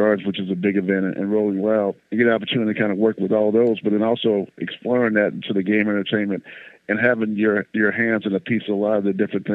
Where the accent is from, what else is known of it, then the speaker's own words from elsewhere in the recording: Missouri City, Texas, United States; I grew up in Missouri City, Texas, went to Willow Ridge High School